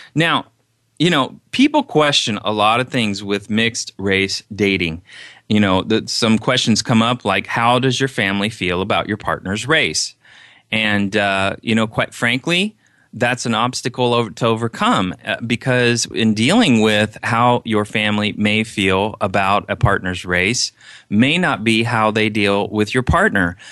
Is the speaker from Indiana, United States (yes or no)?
yes; Indiana, United States; I'm Caucasian from Indiana